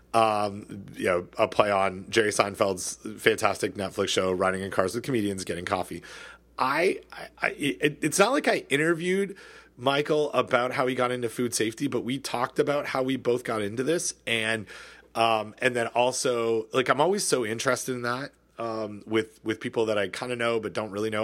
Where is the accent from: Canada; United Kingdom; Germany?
Canada; Southern Ontario; I grew up in Southern Ontario